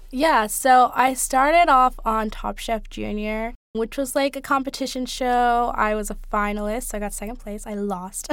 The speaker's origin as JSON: {"language": "English", "area": "Bay Area", "region": "California", "country": "United States", "tie": "born or raised there", "said": "I grew up in the Bay Area in California"}